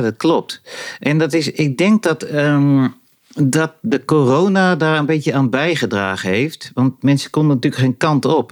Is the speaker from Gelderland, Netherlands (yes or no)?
yes; Rozendaal, Gelderland, Netherlands; now in Loenen, Netherlands; het huis waar ik opgroeide de ligt in de Inbos. Dat was een jachthuis. En dat ligt in, eh, dat was toen, het ligt in de gemeente Roosendaal